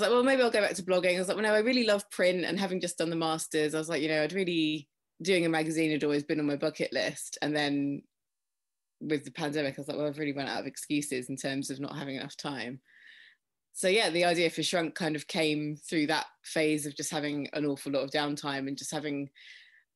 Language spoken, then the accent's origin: English; Faversham, South East England, United Kingdom; my hometown, it's Faversham in Kent in the UK